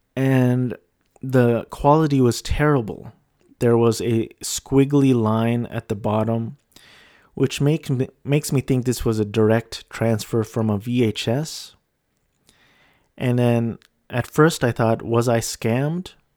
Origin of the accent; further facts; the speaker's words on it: Philippines; moved away; my home country